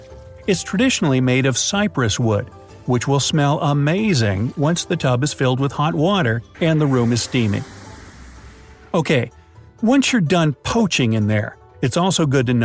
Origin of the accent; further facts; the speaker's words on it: United States; as an American